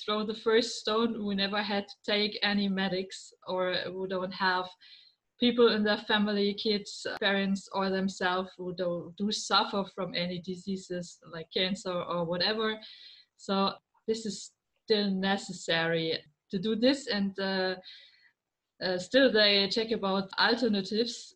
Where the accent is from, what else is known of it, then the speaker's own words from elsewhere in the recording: Germany; I'm from Germany. I live in the middle of Germany